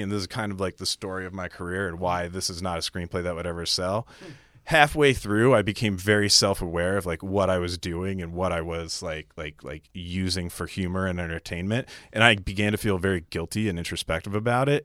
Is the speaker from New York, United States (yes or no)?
yes; Clifton Park, New York, United States; also born or lived in Syracuse, New York; I grew up, uh, in upstate New York still